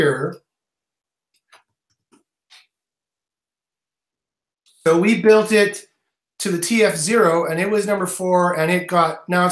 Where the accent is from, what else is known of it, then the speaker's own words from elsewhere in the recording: Canada; I'm Canadian